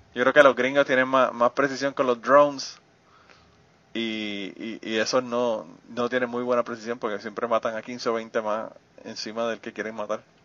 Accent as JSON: {"language": "Spanish", "country": "Puerto Rico", "tie": "born or raised there", "moved": "yes"}